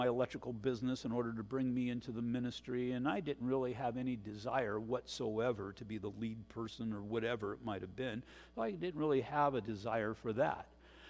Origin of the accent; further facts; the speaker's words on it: Oregon, United States; I'm from Oregon.